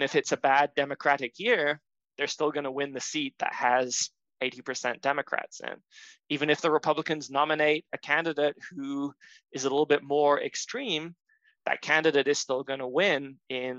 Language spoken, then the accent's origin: English; Florida, United States; my home state of Florida